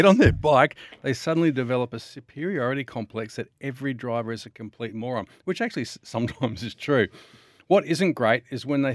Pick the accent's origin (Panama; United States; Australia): Australia; Victoria; I'm from Victoria